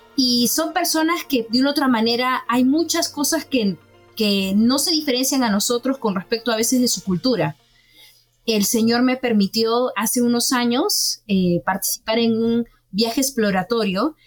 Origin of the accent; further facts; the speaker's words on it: Callao, Peru; moved away as an adult; yo soy este, del Callao, es una provincia en el Perú